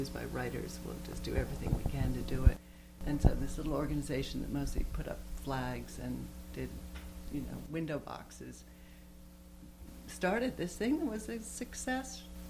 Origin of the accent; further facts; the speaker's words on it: Stonington, Connecticut, United States; I grew up in Stonington